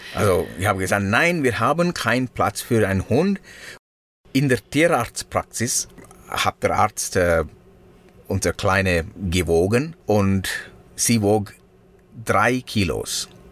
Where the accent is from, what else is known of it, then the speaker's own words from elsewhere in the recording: Sri Lanka; first language Sinhala; German is a second language; moved away; meine Muttersprache ist Singhalesisch